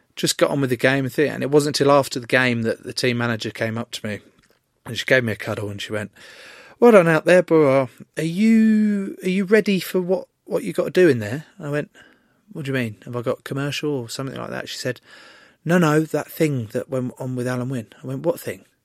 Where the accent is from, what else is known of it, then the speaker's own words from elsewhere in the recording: England, United Kingdom; as an English rugby player